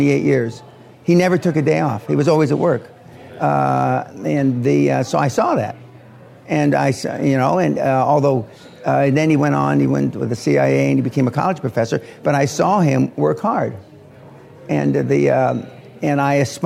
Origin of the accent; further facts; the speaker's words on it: Los Angeles, California, United States; also born or lived in Jacksonville, Florida; now in Scotland; I was born in Jacksonville, Florida, right at the end of World War II. And I was raised in Los Angeles, outside Los Angeles, initially in East L.A.